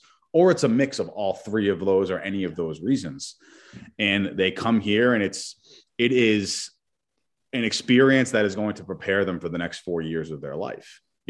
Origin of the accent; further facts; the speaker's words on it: Massachusetts, United States; So I grew up in New England, about a half hour north of Boston.